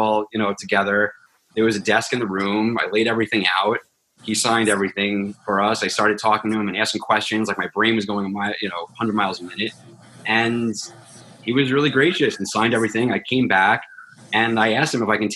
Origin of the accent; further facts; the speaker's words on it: Long Island, New York, United States; I grew up on Long Island